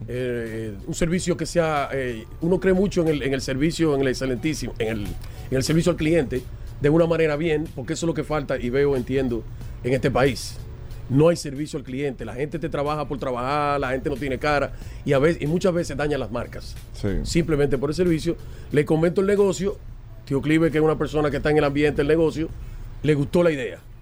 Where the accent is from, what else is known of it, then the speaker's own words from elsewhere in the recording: Dominican Republic; now in United States; amo mi tierra, vengo 6, 7 veces al año